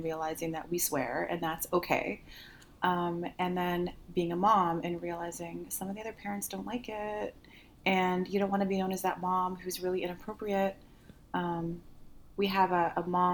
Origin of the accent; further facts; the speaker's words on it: Canada; moved away as an adult; also born or lived in Seattle, United States; I was living in Seattle and I'm Canadian